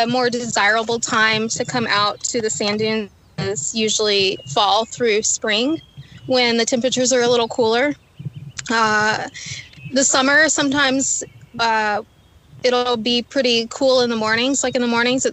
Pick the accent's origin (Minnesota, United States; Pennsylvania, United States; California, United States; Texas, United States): Texas, United States; Rockport; I grew up in Rockport, Texas